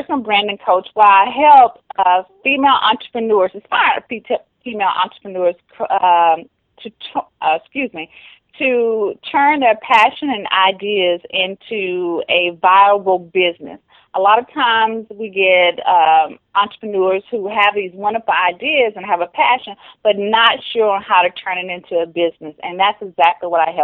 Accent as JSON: {"language": "English", "area": "Rock Hill, Charlotte area", "region": "South Carolina/North Carolina", "country": "United States", "tie": "born or raised there", "accent": "Southern", "said": "I am Southern-born. If you cannot hear the Southern accent, love the South. I'm from the Rock Hill, Charlotte area, South Carolina, North Carolina area"}